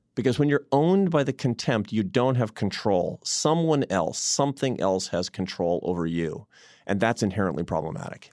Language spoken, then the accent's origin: English; Seattle, Washington, United States; now in Washington, D.C., United States; I was in Seattle, my hometown